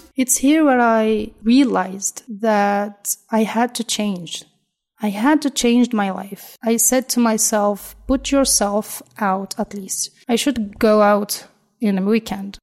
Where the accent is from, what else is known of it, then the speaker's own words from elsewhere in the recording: Nairobi, Kenya; moved away as an adult; also born or lived in Kakamega, Kenya; now in Algiers, Algeria; I come from Kenya I was born in the west of Kenya. It's called Kakamega. It's a village. But I grew up in the capital city of Kenya, Nairobi